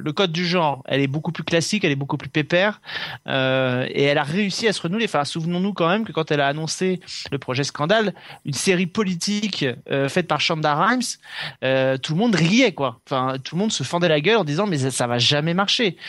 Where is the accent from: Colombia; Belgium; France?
France; chez nous en France